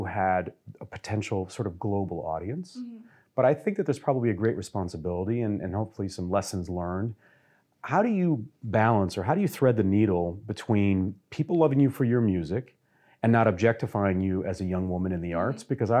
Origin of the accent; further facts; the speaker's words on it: Detroit, Michigan, United States; I'm from Detroit